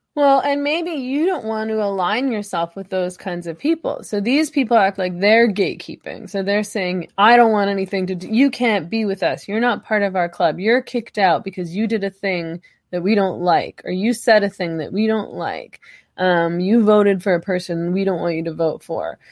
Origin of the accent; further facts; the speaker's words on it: Canada; I'm Canadian